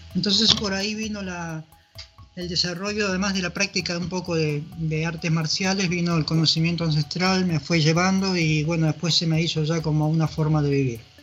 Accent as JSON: {"language": "Spanish", "country": "Peru", "also_born_or_lived": "Lima, Peru / Europe", "moved": "as an adult", "lives_now": "Uruguay"}